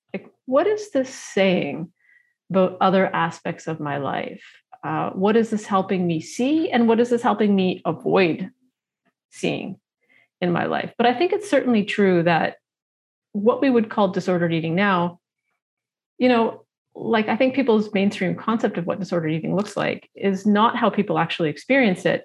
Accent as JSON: {"language": "English", "town": "Toronto", "region": "Ontario", "country": "Canada", "tie": "born or raised there", "said": "I grew up in Toronto"}